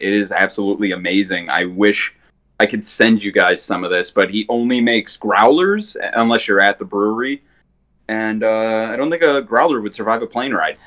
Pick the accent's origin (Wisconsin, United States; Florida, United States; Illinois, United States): Wisconsin, United States; northern; accent: Wisconsin; I grew up in northern Wisconsin, and the more high life I drank, the more it comes out